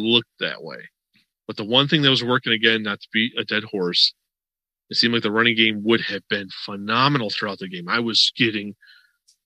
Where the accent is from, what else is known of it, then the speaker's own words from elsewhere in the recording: Western New York, United States; now in Florida, United States; I'm from Western New York. Before I moved to Florida